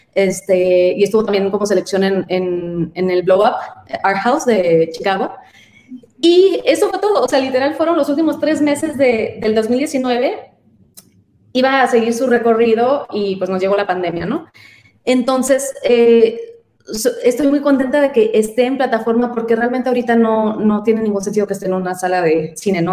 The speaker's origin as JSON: {"language": "Spanish", "town": "San Luis Río Colorado", "region": "Sonora", "country": "Mexico", "tie": "born or raised there", "moved": "yes", "lives_now": "Mexico City, Mexico", "said": "Soy de Sonora y eh, justo de, una ciudad pequeña de frontera, San Luis Río Colorado, Sonora"}